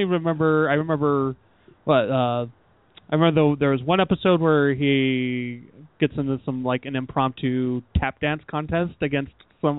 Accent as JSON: {"language": "English", "town": "Sandy", "region": "Utah", "country": "United States", "tie": "born or raised there", "said": "where we grew up in Sandy."}